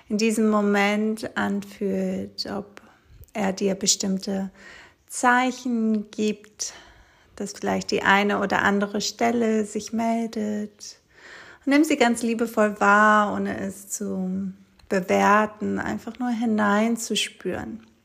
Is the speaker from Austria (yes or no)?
no; Greece; German is a second language; moved away as an adult; nach Griechenland auf der kleinen Insel, wo ich aufgewachsen bin, wo ich die ersten 18 Jahre meines Lebens verbracht habe.